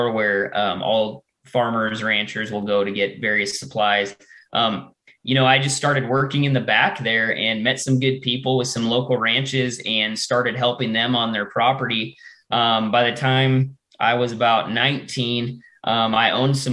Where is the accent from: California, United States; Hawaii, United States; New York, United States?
California, United States; Pleasanton; also born or lived in Sunol, California / Livermore, California; now in South Dakota, United States; I'm from California, Northern California specifically. I grew up in kind of the East Bay Area, Pleasanton